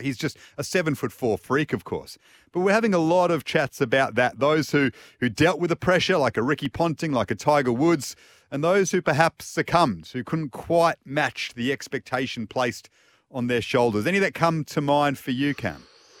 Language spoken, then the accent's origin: English; Perth, Western Australia, Australia; I grew up in Perth, so early morning start for the test matches was always up for the first ball of the day.